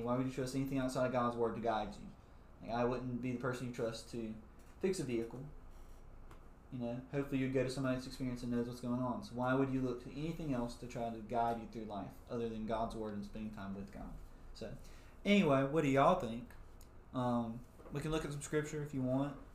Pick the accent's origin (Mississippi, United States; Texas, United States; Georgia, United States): Mississippi, United States; South; we are from South Mississippi